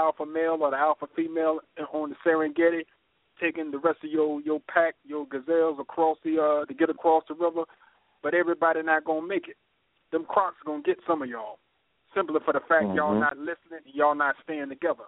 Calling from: North Carolina, United States; I'm calling from North Carolina

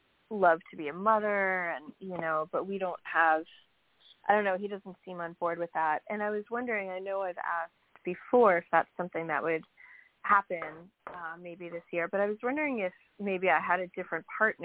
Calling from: New York, United States; from New York.

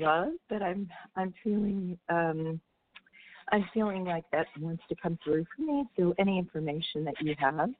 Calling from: California, United States; I'm calling from California.

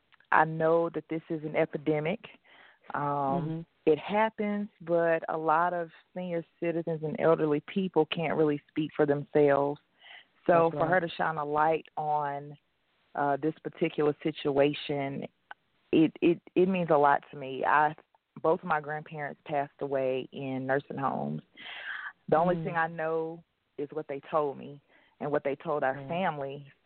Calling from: Winston-Salem, North Carolina, United States; I'm calling from Winston-Salem, North Carolina.

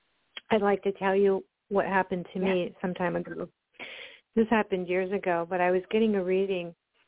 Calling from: Oregon, United States; I'm calling from Oregon.

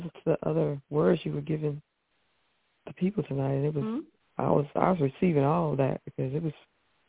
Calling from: South Carolina, United States; Hi, Angela Joy. … South Carolina.

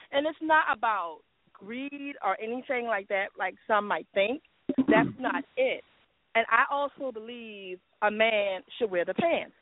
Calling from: Jacksonville, United States; calling from Jacksonville

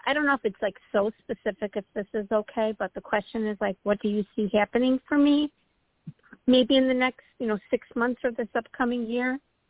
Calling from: Illinois, United States; Hi, Toni. … from Illinois. Happy New Year.

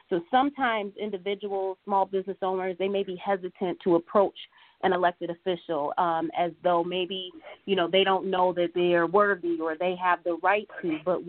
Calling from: Detroit, Michigan, United States; I'm reaching out from the Detroit area.

